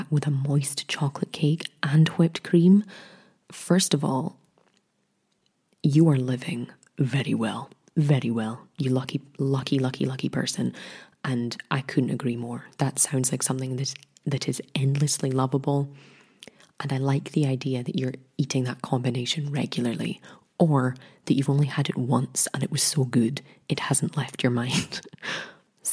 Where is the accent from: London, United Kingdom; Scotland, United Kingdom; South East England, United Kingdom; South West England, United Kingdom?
Scotland, United Kingdom; Being Scottish